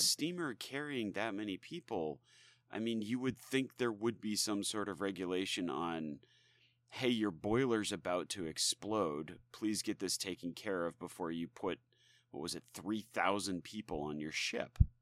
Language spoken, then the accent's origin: English; United States; we as, you know, citizens of the United States